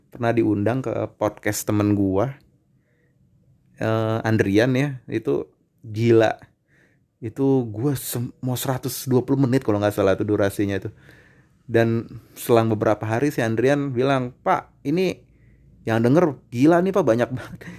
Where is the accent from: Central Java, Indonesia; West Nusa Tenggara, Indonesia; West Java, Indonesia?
West Java, Indonesia; Depok; gue orang Depok nih ya secara Bojong Sari Sawangan ke kota Depok Margona tuh nggak sampai berpuluh-puluh kilo